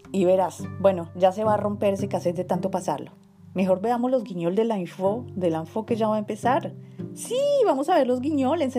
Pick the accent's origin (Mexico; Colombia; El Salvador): Colombia; moved away; siempre me preguntan que si soy chino. Y cuando les digo que soy colombiano, pues quedan así como extrañados. Pero bueno, yo ya me he acostumbrado. Hace cinco años que estoy aquí